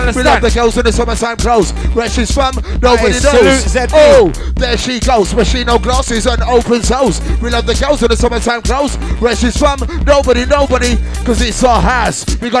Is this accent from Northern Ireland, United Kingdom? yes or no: no; Birmingham, West Midlands, United Kingdom; We're from Brum